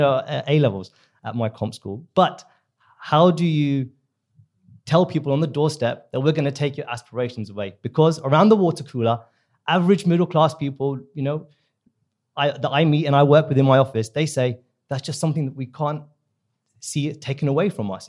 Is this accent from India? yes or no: yes; India; now in United Kingdom; I'm from the subcontinent. I'm from India